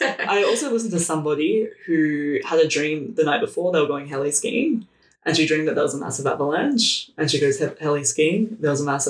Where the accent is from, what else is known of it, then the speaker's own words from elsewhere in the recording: Australia; moved away as an adult; now in Montreal, Canada; I'm actually from Australia. I live in Montreal.